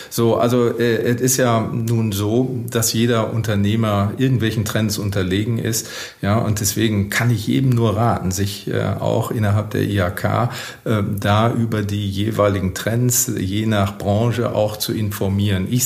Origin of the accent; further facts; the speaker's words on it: Witten, North Rhine-Westphalia, Germany; darf ich unseren Wirtschaftsbeirat in Witten nennen, ja, meine Heimatstadt.